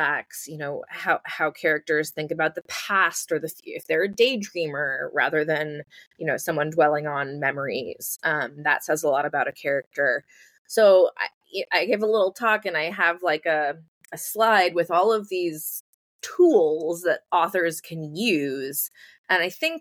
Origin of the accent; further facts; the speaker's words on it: New York City, New York, United States; I grew up in New York City